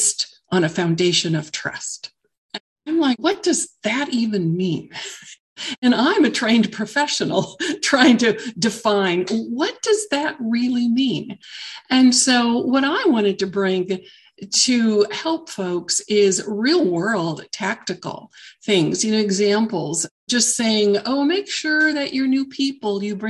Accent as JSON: {"language": "English", "region": "Southern California", "country": "United States", "tie": "born or raised there", "moved": "as an adult", "said": "I grew up in Southern California. I had lived there for the majority of my entire life."}